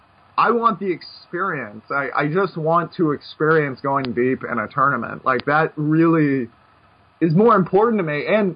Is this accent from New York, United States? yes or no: yes; Brooklyn, New York, United States; It's part of growing up in Brooklyn or something.